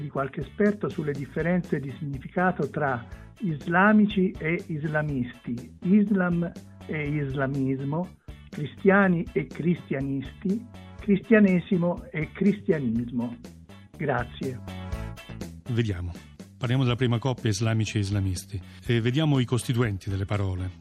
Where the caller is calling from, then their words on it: Tortoreto, Abruzzo, Italy; chiamo da Tortoreto, in provincia di Teramo